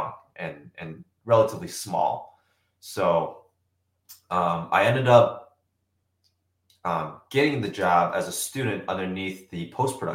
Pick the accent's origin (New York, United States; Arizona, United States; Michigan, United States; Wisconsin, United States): Wisconsin, United States; Germantown; I grew up just outside Milwaukee from Germantown. So been in Wisconsin basically my entire life